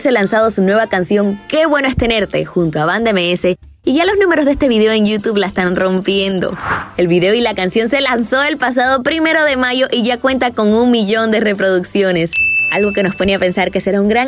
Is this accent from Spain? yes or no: yes; Spain; Uno porque decir soy española y me voy a poner a cantar mariachi